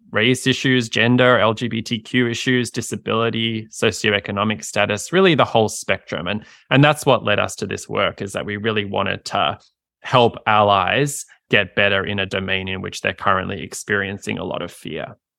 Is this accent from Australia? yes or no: yes; Australia; moved away as an adult; now in United States; I practiced in my home country, Australia